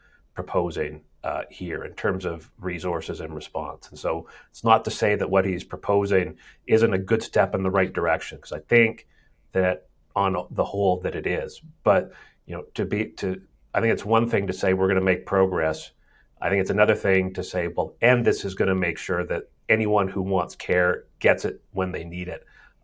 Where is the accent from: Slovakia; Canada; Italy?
Canada; British Columbia; just as a British Columbian who's looking at the challenge